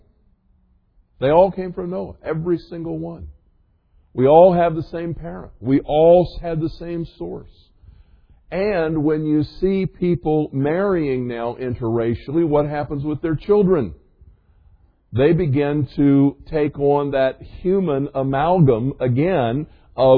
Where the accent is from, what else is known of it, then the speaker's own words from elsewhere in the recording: the South, United States; I grew up in the South